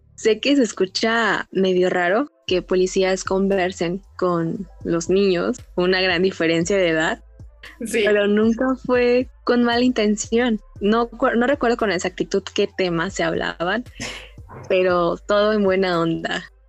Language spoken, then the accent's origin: Spanish; Guadalajara, Jalisco, Mexico; Aquí en Guadalajara Estamos acostumbrados